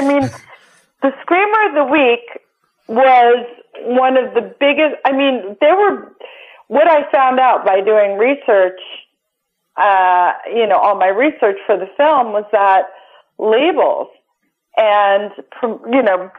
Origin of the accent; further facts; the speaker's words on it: Long Island, New York, United States; I grew up on Long Island